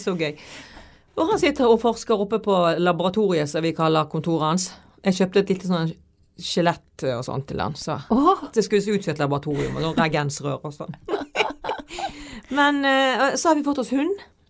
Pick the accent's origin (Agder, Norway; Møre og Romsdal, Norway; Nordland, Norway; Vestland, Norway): Vestland, Norway; Bergen; er jeg liksom fra Fyllingsdalen